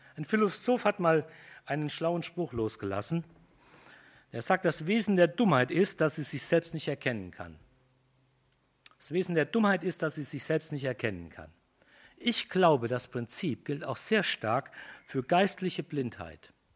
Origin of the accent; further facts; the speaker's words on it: Germany; Wir sind Deutsche, Germanen